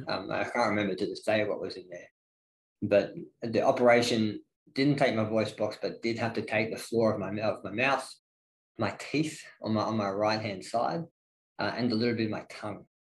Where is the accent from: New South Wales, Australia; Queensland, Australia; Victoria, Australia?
Victoria, Australia; Ballarat; also born or lived in Melbourne; the small town feel of Ballarat. That's what I grew up